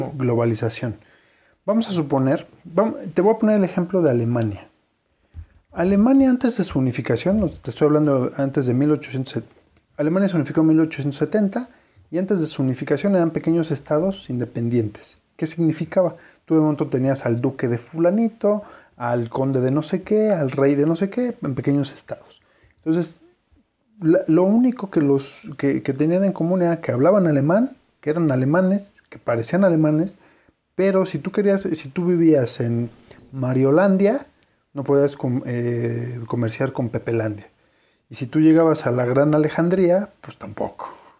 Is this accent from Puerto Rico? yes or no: no; Mexico; somos nosotros los mexicanos